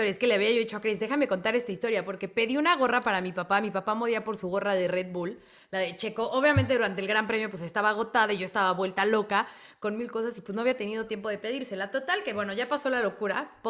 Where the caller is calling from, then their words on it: Mexico City, Mexico; Hola Fórmula Latina … soy de la Ciudad de México